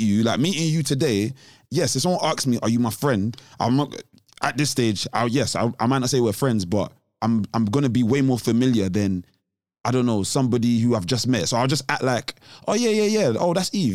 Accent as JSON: {"language": "English", "region": "London", "country": "United Kingdom", "said": "I'm black, I'm from London"}